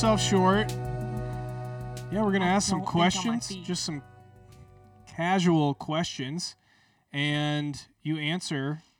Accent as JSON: {"language": "English", "region": "Georgia", "country": "United States", "said": "I'm from Georgia, but I'm not from Alabama."}